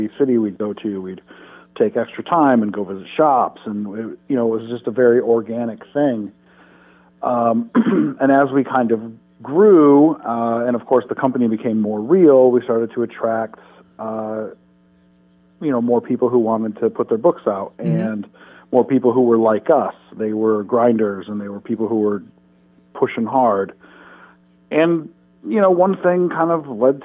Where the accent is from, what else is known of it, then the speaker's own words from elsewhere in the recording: Detroit, Michigan, United States; We're from Michigan, Detroit area